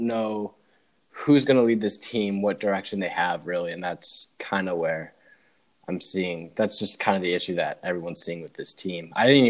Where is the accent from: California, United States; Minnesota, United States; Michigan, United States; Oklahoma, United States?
Michigan, United States; I'm from Michigan.